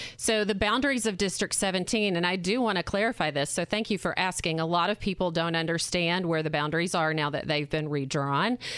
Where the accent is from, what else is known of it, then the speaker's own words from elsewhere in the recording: Arkansas, United States; moved away as an adult; now in Indiana, United States; I'm from Arkansas.